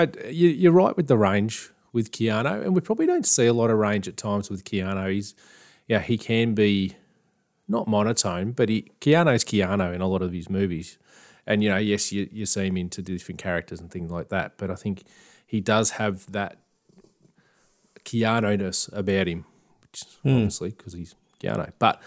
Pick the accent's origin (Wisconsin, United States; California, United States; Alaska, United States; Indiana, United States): California, United States; Oakland; I'm from Oakland.